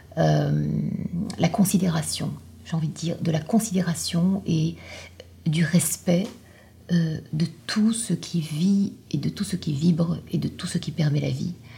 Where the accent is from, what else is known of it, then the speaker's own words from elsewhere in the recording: Morocco; venant moi-même euh, d'un pays du Sud, je viens du Maroc